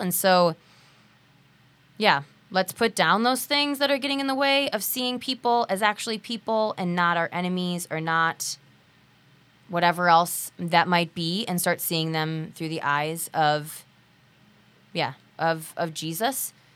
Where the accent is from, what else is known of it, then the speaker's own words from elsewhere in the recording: United States; We're American.